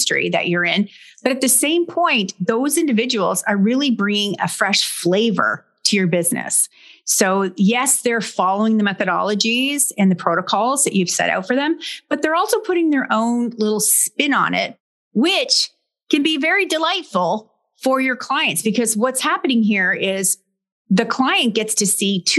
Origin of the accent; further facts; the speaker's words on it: Brockville, Ontario, Canada; a large manufacturing site here in my hometown